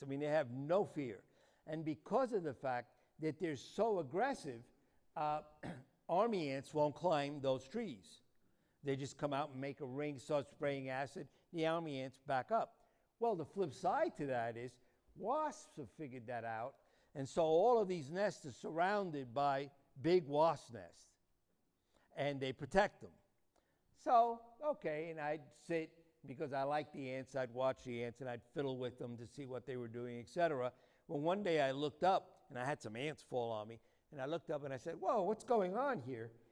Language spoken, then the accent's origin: English; New York City, New York, United States; moved away as an adult; now in Arizona, United States; I was born in New York City, and if my accent doesn't give me away, it doesn't matter how long. I've been in Arizona for 37 years